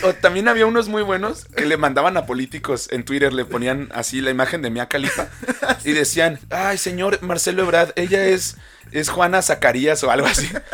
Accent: Mexico

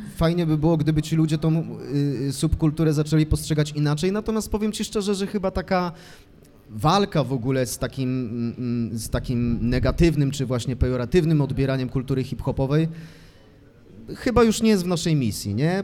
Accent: Brzeziny, Łódź Voivodeship, Poland; now in Łódź, Poland; nie mam żadnego problemu z tym, że jestem z Brzezin. Mhm. Tam, y, tam się urodziłem

